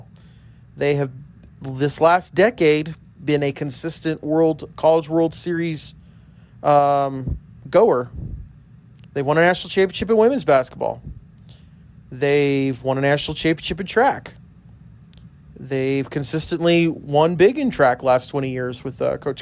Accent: El Paso, Texas, United States; now in Lubbock, United States; I grew up in El Paso

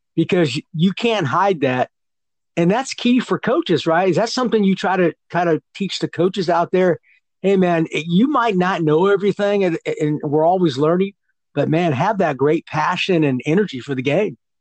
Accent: California, United States; I'm from California

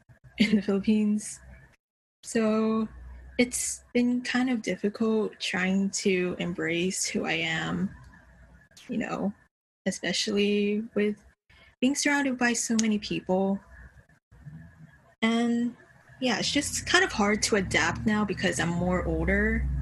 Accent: Ewa Beach, Hawaii, United States; I was born and raised on Oahu in Hawaii. I was raised specifically in Ewa Beach, and it's a very Filipino populated area. I'm a second generation Filipino American.

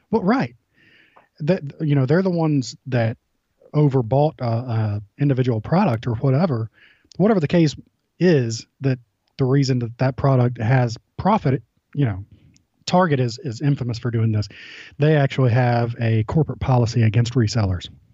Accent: Georgia, United States; I'm from Georgia

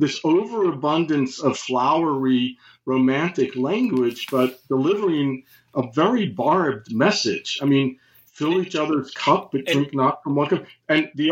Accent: United States; as an American

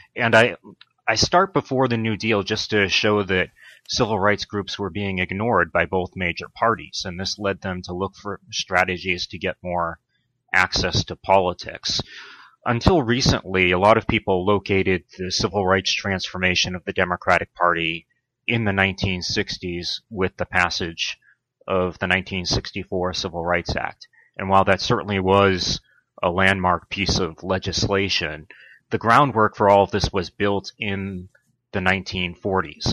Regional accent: Brockton, Massachusetts, United States; moved away as an adult; also born or lived in Pennsylvania / Los Angeles, California / Washington D.C.; I grew up in a blue collar town in Massachusetts called Brockton

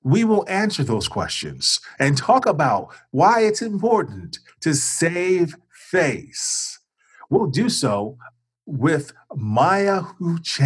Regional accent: Chicago, Illinois, United States; moved away; I was originally from Chicago

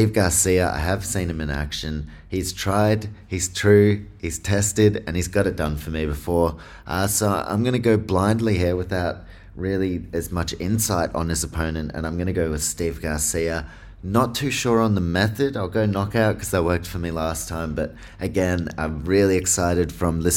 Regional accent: Australia; some of my hometown people

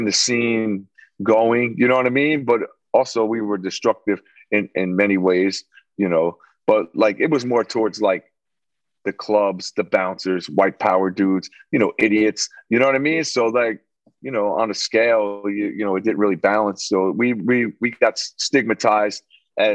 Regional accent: Long Branch, New Jersey, United States; also born or lived in Elizabeth, New Jersey; I grew up in Long Branch most of my childhood to about like 12.

